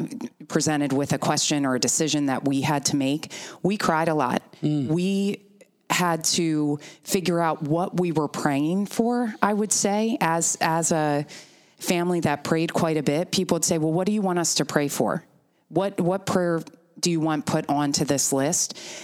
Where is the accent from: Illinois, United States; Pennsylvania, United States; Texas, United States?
Pennsylvania, United States; Lancaster County; growing up in Lancaster County